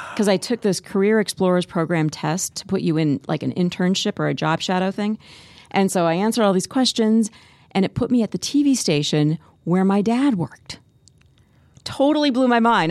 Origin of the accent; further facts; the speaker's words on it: Spirit Lake, Iowa, United States; moved away; also born or lived in Columbia, Missouri; I grew up in Spirit Lake, just a little town